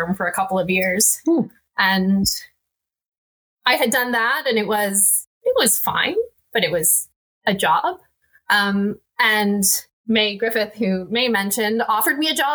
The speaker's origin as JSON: {"language": "English", "town": "Oakville", "region": "Ontario", "country": "Canada", "tie": "born or raised there", "said": "I grew up in Oakville, Ontario. So you know, one of the suburbs of Toronto"}